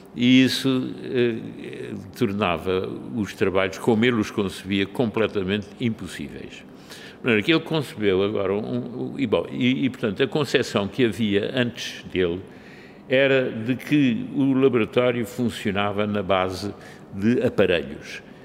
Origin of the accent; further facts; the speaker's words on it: Lisbon, Portugal; Eu nasci em Lisboa em 1933 de pais alemães